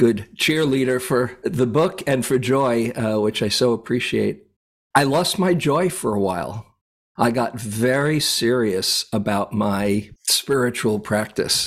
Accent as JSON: {"language": "English", "town": "New York City", "region": "New York", "country": "United States", "tie": "born or raised there", "moved": "as an adult", "lives_now": "California, United States", "said": "I grew up in New York City, lived there most of my life till I was about 29 or so"}